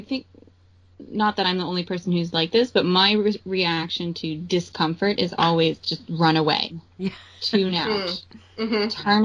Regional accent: East Coast, United States; I grew up in like East Coast, the busiest, craziest people

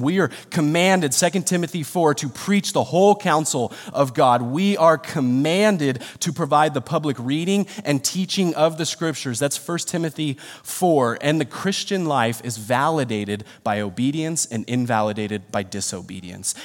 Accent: Rancho Cucamonga, California, United States; I'm born and raised in Rancho.

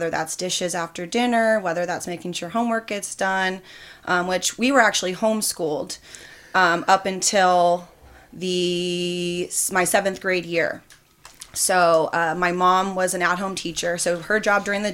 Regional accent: Hawthorne, California, United States; also born or lived in Torrance, California / Bakersfield, California; I lived in Hawthorne up until my sophomore year of high school

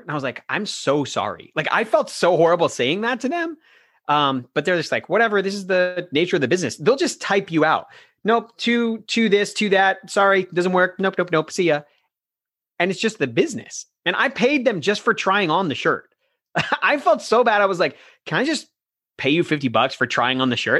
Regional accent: Florida, United States; also born or lived in New York; I grew up in Florida my entire life

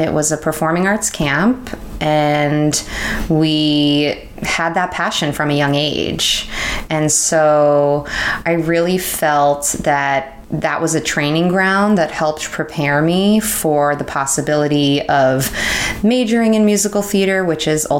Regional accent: New York, United States; And I was born on the Upper West Side and I moved to Long Island when I was six.

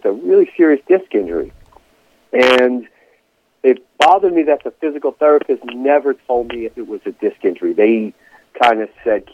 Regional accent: Palisades Park, New Jersey, United States; I grew up in Palisades Park, where I'm currently Palisades Park, New Jersey, where I'm currently a teacher there

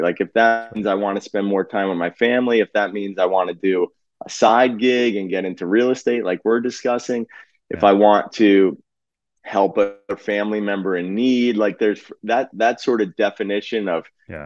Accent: New Jersey, United States; also born or lived in Philadelphia area; born and bred in Jersey.

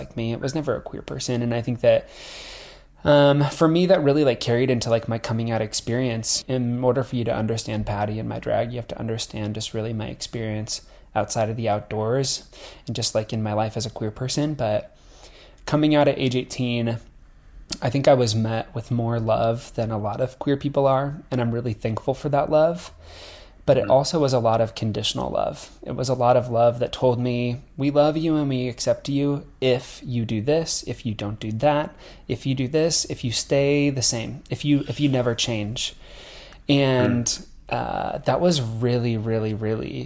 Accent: Nebraska, United States; I'm from Nebraska, so I'm from like rural America, and like growing up like in a town that's surrounded by like farmland

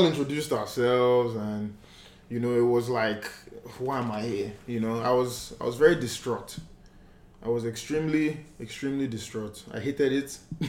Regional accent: Port Harcourt, Rivers State, Nigeria; I grew up in Port Harcourt, born and raised in Port Harcourt.

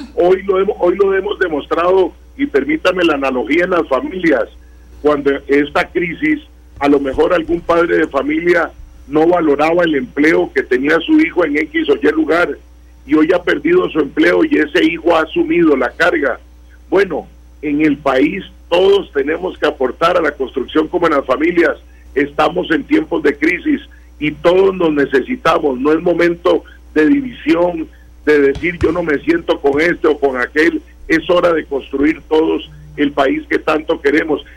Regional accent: Costa Rica; todos somos costarricenses

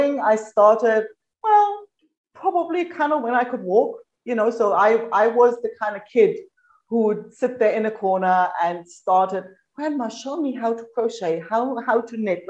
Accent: East Germany, Germany; moved away as an adult; now in Australia; I grew up in East Germany.

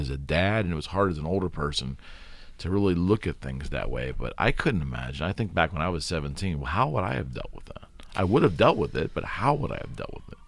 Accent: United States; as an American

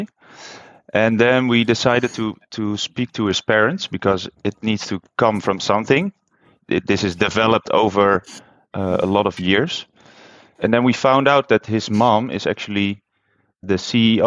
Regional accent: Netherlands; moved away as an adult; also born or lived in China; I'm from Holland

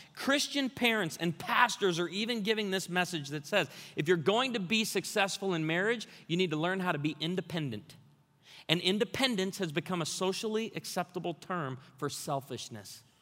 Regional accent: Branson, Missouri, United States; I'm from Branson, Missouri.

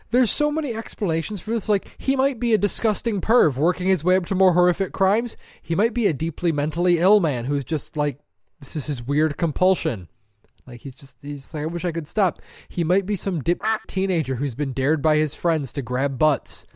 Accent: Michigan, United States; we are from Michigan

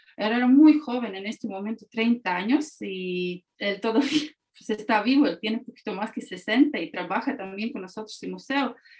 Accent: Latvia; Spanish is a second language; also born or lived in Mexico

